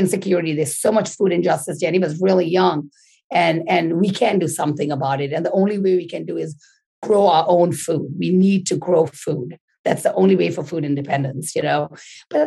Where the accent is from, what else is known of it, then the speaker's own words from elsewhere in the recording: Tanzania; moved away as an adult; now in Bronx, United States; I grew up in Tanzania, East Africa, came here when I was 19.